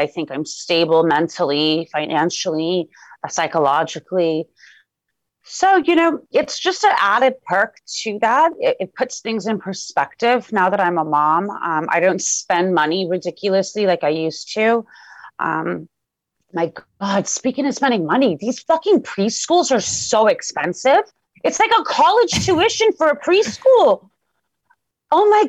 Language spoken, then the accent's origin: English; Los Angeles, California, United States; Even though I was born in Los Angeles, Iran is somewhere I visited every single year of my life.